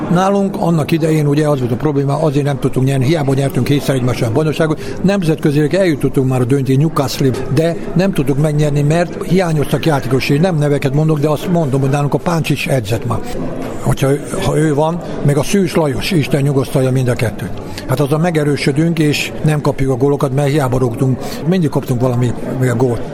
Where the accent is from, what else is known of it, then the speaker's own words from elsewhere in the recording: Gara, Bács-Kiskun, Hungary; moved away; also born or lived in Baja / Pécs / Budapest; Garán születtem egy faluba, 3000 lakos ébe